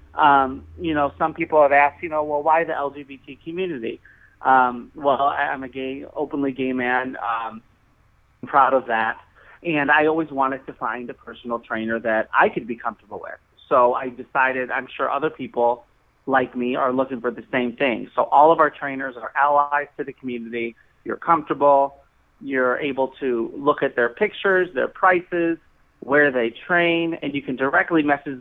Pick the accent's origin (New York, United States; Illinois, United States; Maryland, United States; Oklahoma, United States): Illinois, United States; Chicago; I grew up here in Chicago.